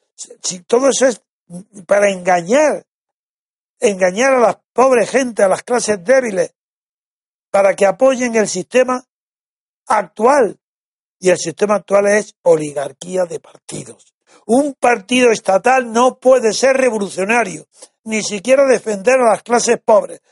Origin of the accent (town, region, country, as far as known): Spain